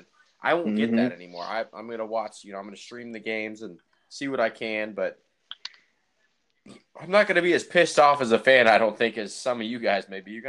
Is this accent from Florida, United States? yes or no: no; Lafayette, Indiana, United States; now in Austin, United States; born and raised in Lafayette, Indiana.